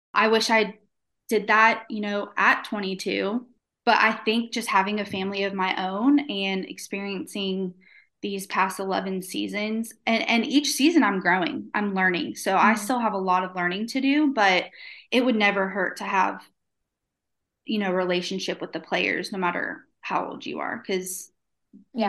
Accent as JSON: {"language": "English", "region": "Florida", "country": "United States", "moved": "yes", "lives_now": "Shreveport, United States", "said": "I'm from Florida"}